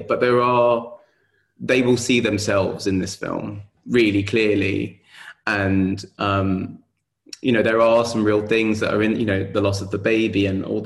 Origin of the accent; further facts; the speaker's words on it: London, United Kingdom; in London, in my hometown